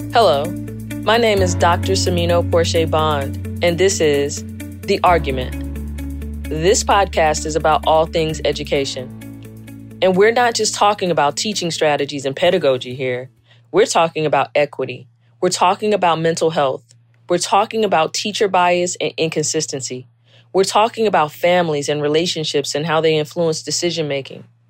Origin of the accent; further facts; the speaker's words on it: South Carolina, United States; I was born and raised in South Carolina